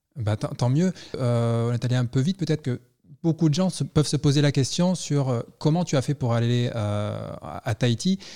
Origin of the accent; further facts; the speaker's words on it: Toulon, Provence-Alpes-Côte d'Azur, France; moved away; also born or lived in Paris / New York / Montreal / California; au départ, je suis Toulon